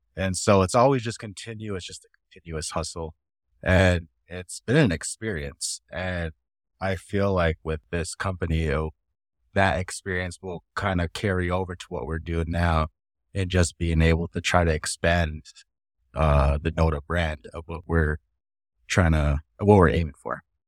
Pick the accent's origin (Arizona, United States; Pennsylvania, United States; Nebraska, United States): Nebraska, United States; Winnebago tribe of; I am from the Winnebago tribe of Nebraska.